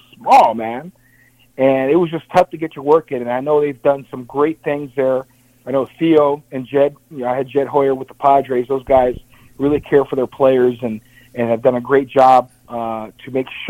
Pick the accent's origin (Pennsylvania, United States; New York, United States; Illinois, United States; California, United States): Illinois, United States; Chicago; my hometown, Chicago